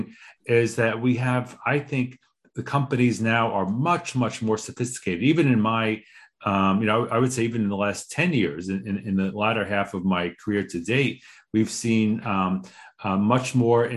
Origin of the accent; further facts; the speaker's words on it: New York, United States; a New Yorker